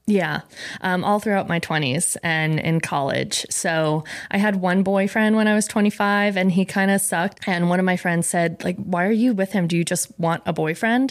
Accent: Rhode Island, United States; Rhode Island. Um, I came from a very Italian family

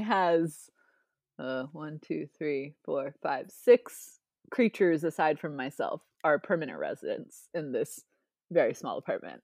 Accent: Ohio, United States; I grew up in Ohio, but I, I grew up twenty minutes away from the Pro Football Hall of Fame.

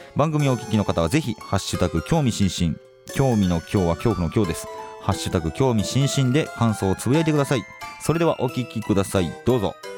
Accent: Kobe, Hyogo, Japan; 僕の実家神戸なんですけど

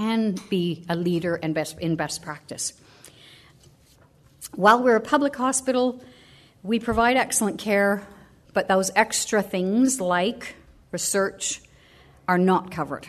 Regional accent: Canada; now in Australia; I'm Canadian

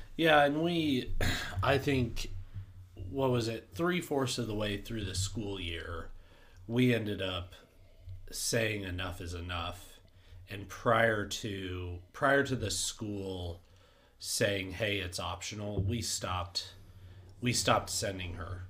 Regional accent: Denver, Colorado, United States; I grew up in Denver

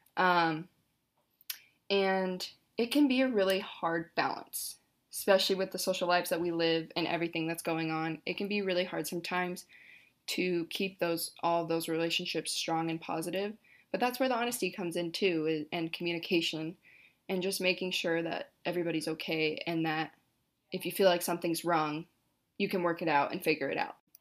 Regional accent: Hood River, Oregon, United States; also born or lived in Corvallis, Oregon; I'm currently in Hood River, my hometown

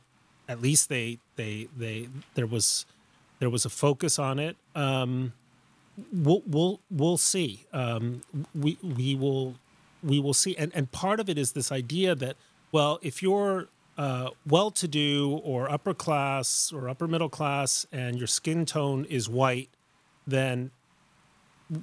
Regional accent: Mexico City, Mexico; moved away; I grew up in Mexico City.

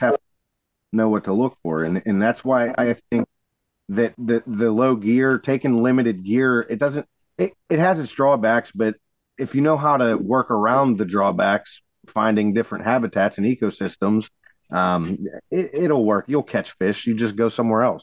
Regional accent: Sarver, Pennsylvania, United States; I grew up on Sarver Road, up the just probably two miles from that spot on Buffalo Creek

